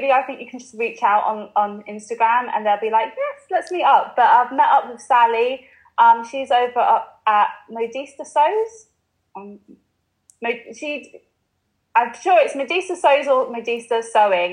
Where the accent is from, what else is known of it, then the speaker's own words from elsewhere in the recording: London, United Kingdom; moved away as an adult; now in Liverpool, United Kingdom; I grew up in London, and I did really like, I love growing up in London